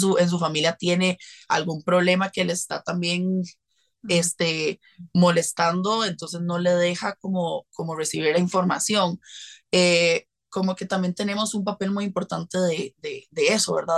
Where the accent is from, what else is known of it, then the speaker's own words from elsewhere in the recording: Costa Rica; soy de Costa Rica